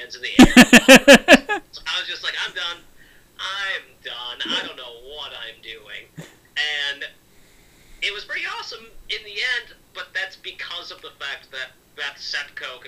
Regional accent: Minnesota, United States; I'm from Minnesota

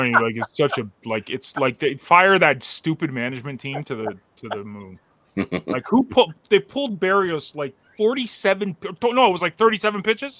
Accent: Canada; I'm Canadian, man. I'm not American

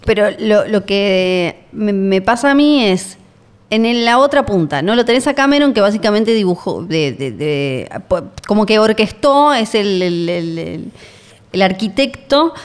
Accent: Argentina; somos Argentina

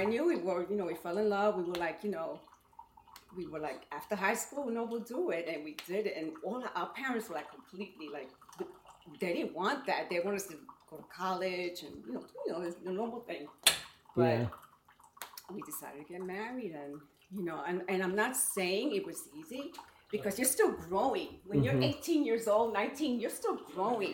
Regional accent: New York City, New York, United States; moved away; also born or lived in Brooklyn, New York; I was born in Brooklyn, and I was raised most of my life in the Bronx

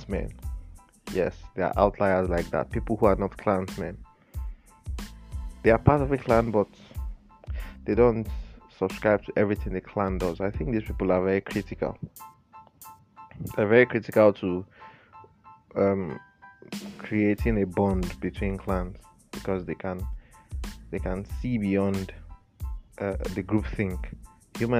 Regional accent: Nigeria; in Nigeria here

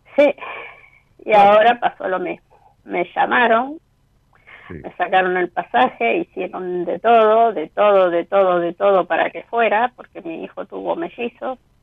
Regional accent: Rosario, Santa Fe, Argentina; De Rosario

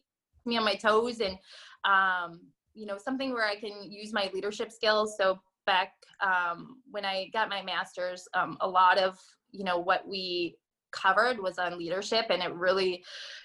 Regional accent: North Dakota, United States; moved away; I'm originally from North Dakota. And I moved here back in 2009

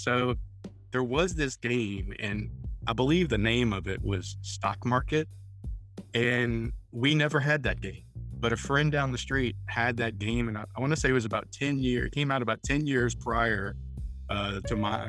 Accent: New Orleans, Louisiana, United States; moved away as an adult; now in Vestavia Hills, United States; I'm originally from the New Orleans area. I was born and raised there.

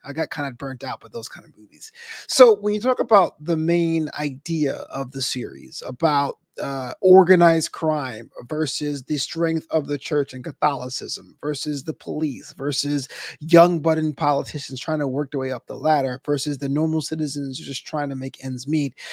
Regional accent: New York, United States; now in Los Angeles, United States; We come from New York.

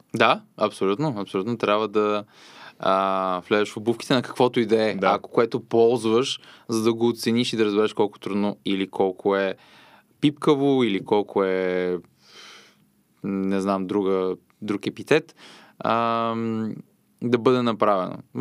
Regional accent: Popovo, Targovishte Province, Bulgaria; Аз съм родом от Попово

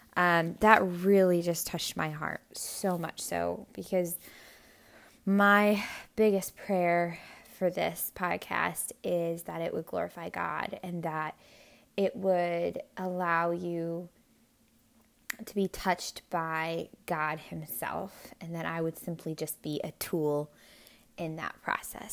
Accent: Hawaii, United States; I was born in Hawaii

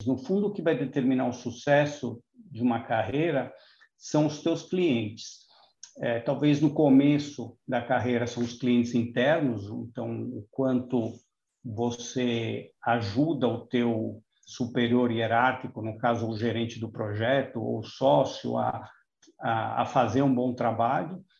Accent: Brazil; a gente ganha pouco como brasileiro médio

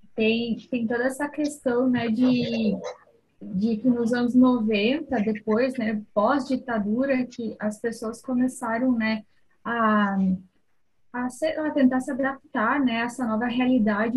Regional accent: interior of Rio Grande do Sul, Brazil; Eu sou do interior do Rio Grande do Sul

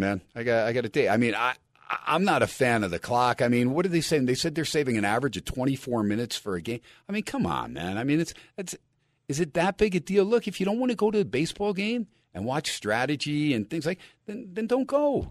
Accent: New Jersey, United States; also born or lived in Nevada / Phoenix; now in Las Vegas, United States; I'm glad I'm from Jersey, but I'm glad I'm on the West Coast.

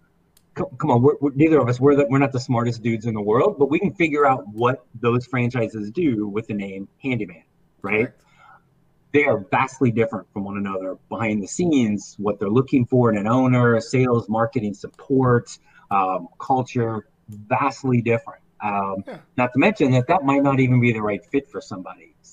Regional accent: Indiana, United States; I grew up in Indiana, so I was warped by WGN back in the day

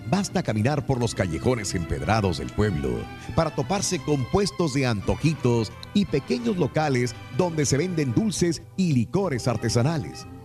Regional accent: Zihuatanejo, Guerrero, Mexico; now in Naples, United States; Yo soy de Ciguatanejo y yo conozco todo lo que tiene que ver con el Partenón y con todo Ixtapa, y Ahora estoy viviendo en Naples, en la Florida, mi querido Tavo.

